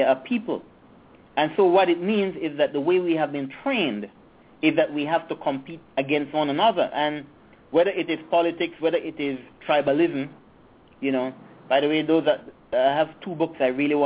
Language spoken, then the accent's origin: English; Belize City, Belize District, Belize; moved away as an adult; also born or lived in England / United States; I'm a little guy from Yarborough